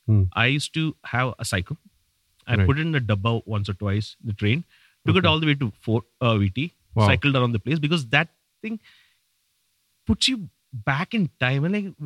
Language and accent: English; Saudi Arabia; And as a kid, so I was never in India. I was raised in Saudi.